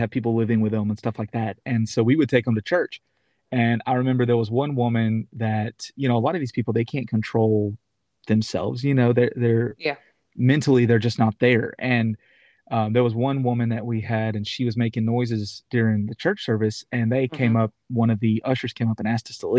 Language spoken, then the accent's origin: English; Knoxville, Tennessee, United States; the church that I grew up in Knoxville, Tennessee